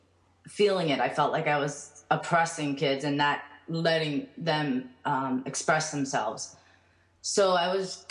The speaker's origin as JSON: {"language": "English", "country": "United States", "tie": "born or raised there", "said": "born in the United States, and they immigrated a year before I was born"}